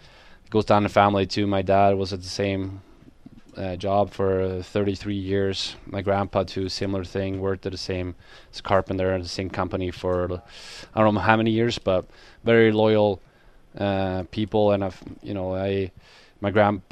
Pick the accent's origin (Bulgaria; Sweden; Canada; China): Sweden; born or raised there; moved away as an adult